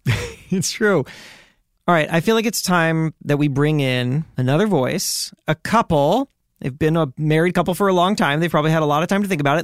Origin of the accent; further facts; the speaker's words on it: Miami, Florida, United States; I grew up in Miami